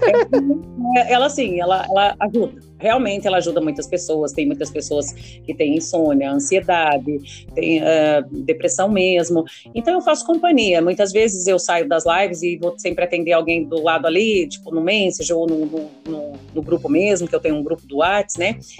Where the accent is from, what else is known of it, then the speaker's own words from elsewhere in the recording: interior of Paraná, Brazil; Como aqui eu sou do interior do Paraná, a gente fuma muito paeiro.